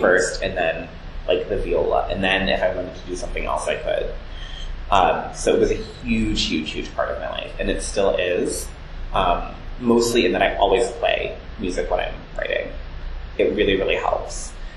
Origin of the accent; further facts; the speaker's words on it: Cleveland Heights, Ohio, United States; also born or lived in South Jersey, New Jersey; now in New York, United States; Cleveland Heights, Ohio, which is where I grew up.